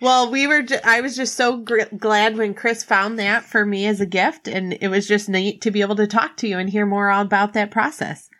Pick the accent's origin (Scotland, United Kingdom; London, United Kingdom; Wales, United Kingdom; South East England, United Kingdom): Scotland, United Kingdom; I'm Scottish.